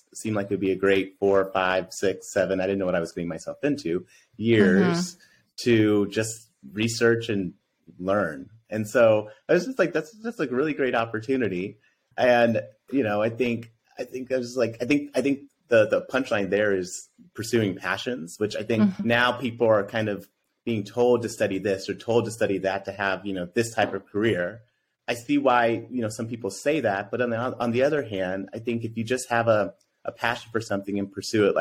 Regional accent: outside of Denver, Colorado, United States; growing up in Colorado, because I grew up outside of Denver.

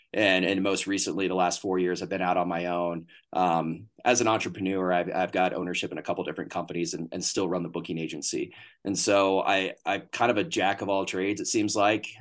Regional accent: Northeast Texas, United States; I grew up in Northeast Texas

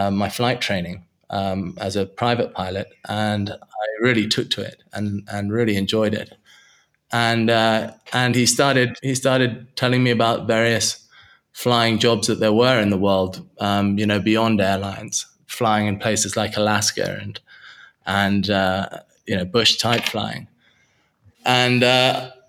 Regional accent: Hong Kong; also born or lived in United Kingdom; I was born in the UK, but I grew up in Hong Kong.

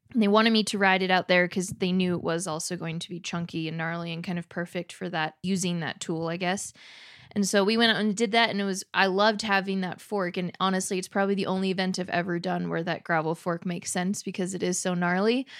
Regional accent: Southern California, United States; growing up in Southern California

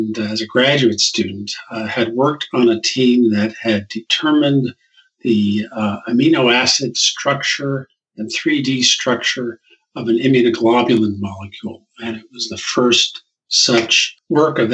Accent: New Brunswick, New Jersey, United States; I was born in New Brunswick, New Jersey, which is where Rutgers University is located. And my dad taught at the local high school.

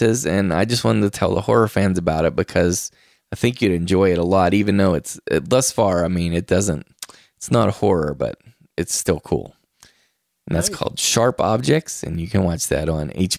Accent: Moundsville, West Virginia, United States; my hometown. It's in Moundsville, West Virginia.

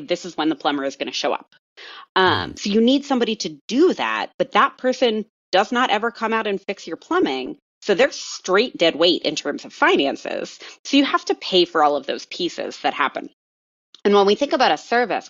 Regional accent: Colorado, United States; I'm from Colorado

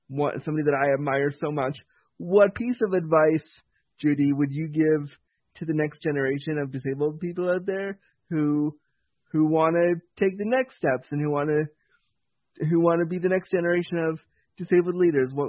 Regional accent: Toronto, Ontario, Canada; also born or lived in Laguna, California, United States; I grew up in Toronto. I was born in California.

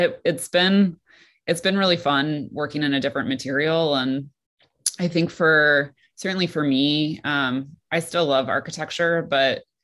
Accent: Detroit, Michigan, United States; moved away as an adult; also born or lived in Shanghai / New York; I grew up in the suburbs of Detroit.

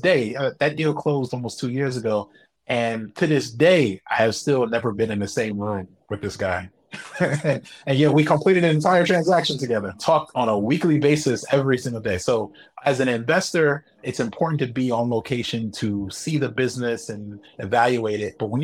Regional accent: United States; moved away as an adult; being an American

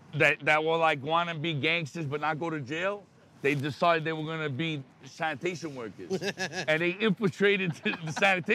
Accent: New York, United States; We're from New York, right?

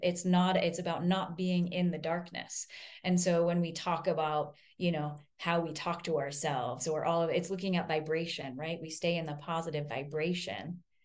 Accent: Vermont, United States; I grew up in Vermont, I'm a hippie

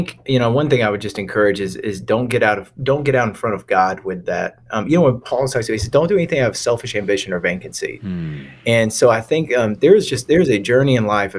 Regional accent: Lawrenceville, Georgia, United States; moved away as an adult; now in Raleigh, North Carolina, United States; I'm from Lawrenceville, Georgia, which is like Northeast Atlanta, Gwinnett County.

